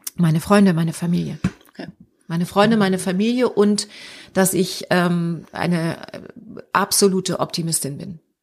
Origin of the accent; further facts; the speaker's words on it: Hamburg, Germany; moved away as an adult; also born or lived in Frankfurt; Ich bin ja Hamburgerin